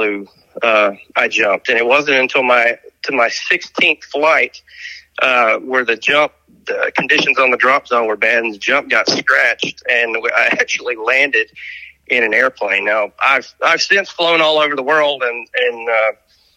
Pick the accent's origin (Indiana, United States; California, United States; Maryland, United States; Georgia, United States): Georgia, United States; Marietta; also born or lived in Fayetteville, North Carolina; I'm from Marietta, Georgia, which is about 30 minutes north of Atlanta.